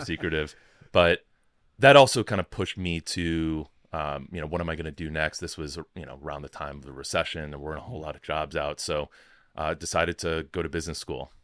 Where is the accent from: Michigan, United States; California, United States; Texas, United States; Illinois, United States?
Illinois, United States; Chicago; moved away as an adult; also born or lived in Rochester, New York / Washington, District of Columbia, United States; I grew up in Chicago